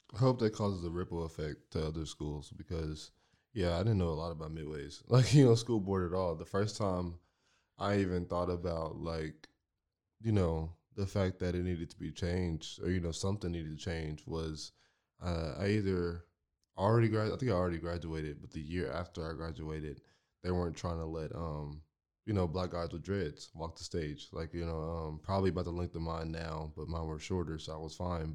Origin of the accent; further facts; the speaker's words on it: Marlin, Texas, United States; moved away; I came from Marlin. Marlin was my home, and I lived right across the street from the, from the school that I went